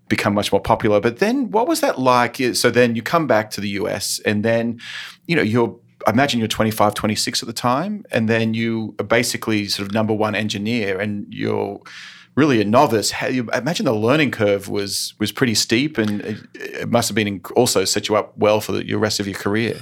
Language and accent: English; Australia; now in United States; growing up in Australia